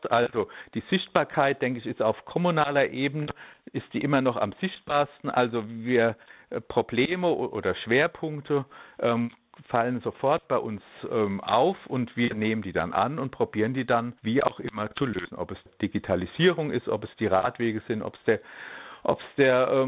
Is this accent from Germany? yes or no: yes; Darmstadt, Hesse, Germany; Ich bin ja hier aufgewachsen in Darmstadt und arbeite im Landkreis an verschiedenen Schulen.